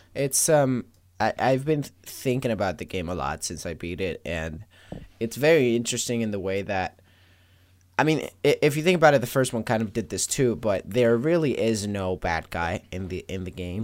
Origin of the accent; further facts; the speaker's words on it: Venezuela; I am from Venezuela, born